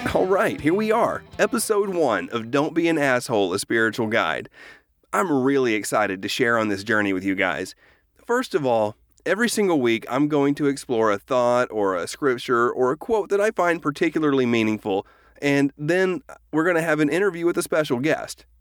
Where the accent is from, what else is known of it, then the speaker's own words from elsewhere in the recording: Oklahoma, United States; moved away as an adult; also born or lived in Texas; I grew up in Oklahoma in the nineteen eighties.